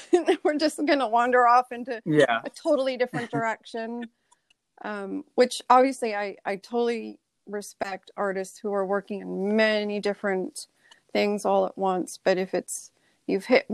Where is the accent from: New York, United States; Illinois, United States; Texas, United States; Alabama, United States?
New York, United States; New York City; now in Newport, United States; I grew up in New York. New York City was my backyard growing up